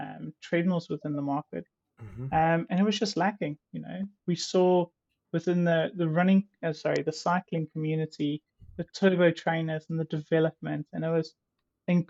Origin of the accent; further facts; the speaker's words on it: South Africa; moved away; I grew up in South Africa